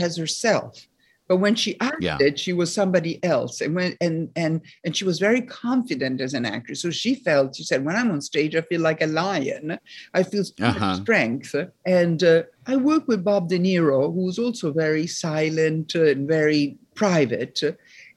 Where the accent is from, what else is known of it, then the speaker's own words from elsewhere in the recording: Rome, Lazio, Italy; moved away as an adult; also born or lived in Paris, France; from the age of 8 to 18, I grew up in Rome, and then I came to New York